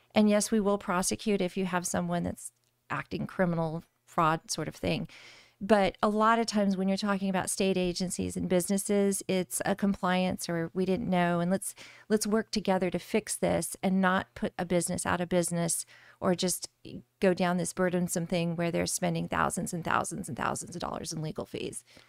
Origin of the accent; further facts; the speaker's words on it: Eloy, Arizona, United States; I grew up in Arizona City in Eloy, Arizona. So, r- rural Arizona in Pinal County